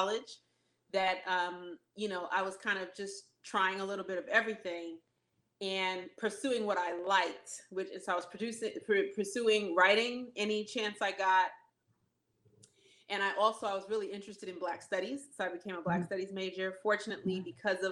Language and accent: English; New Jersey, United States; moved away as an adult; now in Los Angeles, United States; I'm from the East Coast. Like, I'm from Jersey.